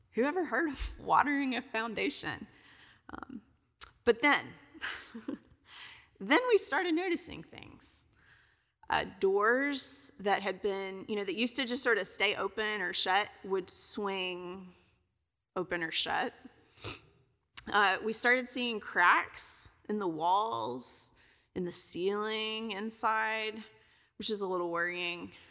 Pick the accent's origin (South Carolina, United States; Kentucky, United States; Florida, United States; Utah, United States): Kentucky, United States; also born or lived in Alabama / Tennessee; now in Texas, United States; I'm originally from Kentucky